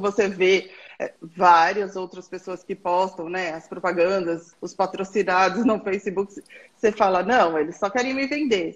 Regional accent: São Paulo, Brazil; eu sou aqui de São Paulo

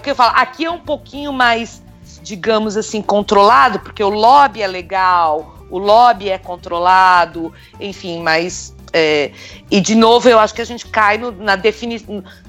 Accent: Brazil; now in Canada; eu sou brasileira

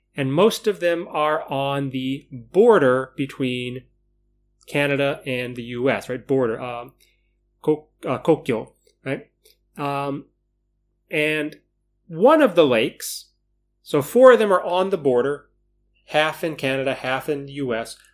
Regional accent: Chicago, Illinois, United States; moved away; growing up in Chicago

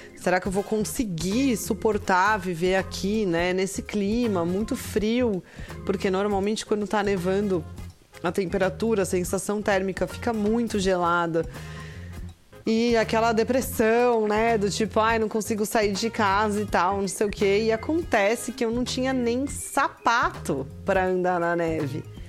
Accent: Brazil; moved away; como somos brasileiros

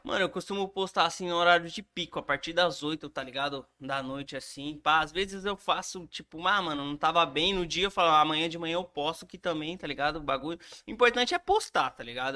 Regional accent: Brazil; lá na minha quebrada, lá no Varjão

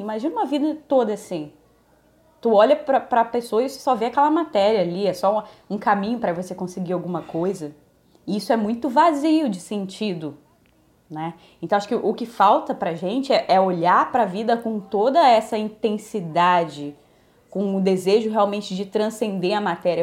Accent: Minas Gerais, Brazil; now in Rio de Janeiro, Brazil; Eu, eu fui criada em Minas, depois vim para o Rio

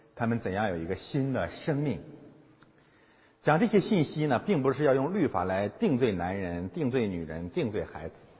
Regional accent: China; 中国基督徒可能有，呃，包括我在内

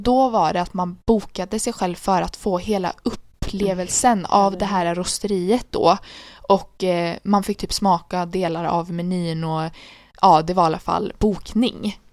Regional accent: Sweden; Jag bara Sweden

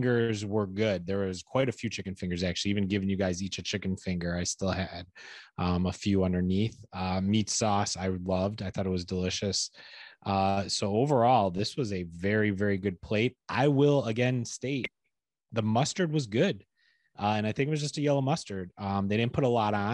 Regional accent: Rochester, New York, United States; Growing up in Rochester

